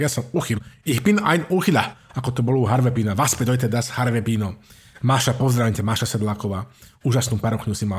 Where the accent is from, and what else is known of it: Slovakia; now in Germany